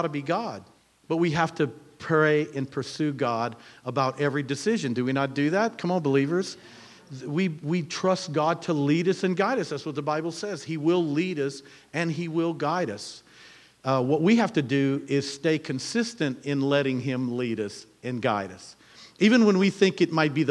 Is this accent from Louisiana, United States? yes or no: yes; Louisiana, United States; we're from Louisiana